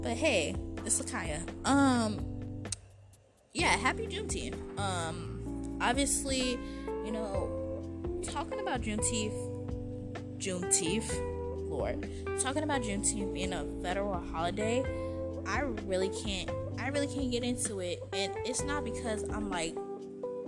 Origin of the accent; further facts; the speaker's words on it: United States; I obviously have to say America, I'm American